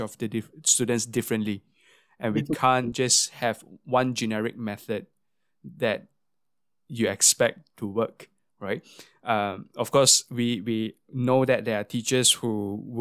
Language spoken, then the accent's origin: English; Singapore; growing up in Singapore as a brass player